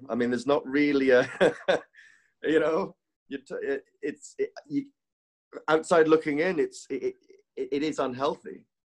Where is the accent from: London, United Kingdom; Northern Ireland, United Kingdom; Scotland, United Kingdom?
Scotland, United Kingdom; Dingwall; now in Dubai, United Arab Emirates; you see that back in my hometown of Dingwall, 5,000, you know, rural sort of farmer folk